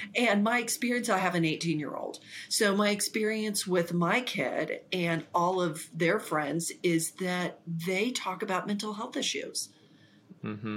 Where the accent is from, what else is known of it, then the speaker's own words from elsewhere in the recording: Ponca City, Oklahoma, United States; the place I grew up was in Ponca City, Oklahoma